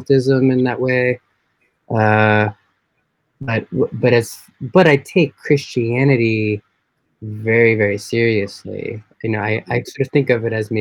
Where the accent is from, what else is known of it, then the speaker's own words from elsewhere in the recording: New York, United States; I grew up mostly in New York